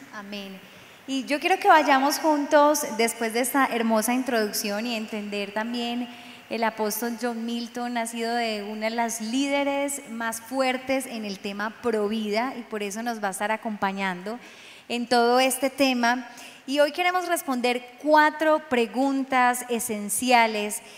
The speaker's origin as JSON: {"language": "Spanish", "town": "Medellín", "region": "Antioquia", "country": "Colombia", "tie": "born or raised there", "also_born_or_lived": "Cesar"}